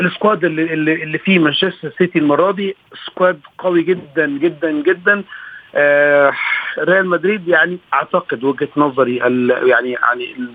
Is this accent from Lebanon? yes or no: no; Egypt; احنا كمصريين